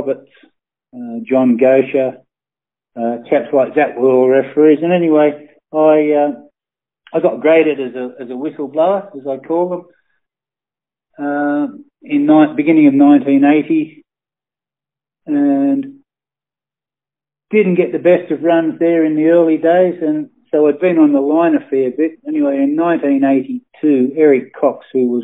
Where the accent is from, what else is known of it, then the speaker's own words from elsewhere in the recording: Sydney, New South Wales, Australia; I was born in Sydney on the North Shore.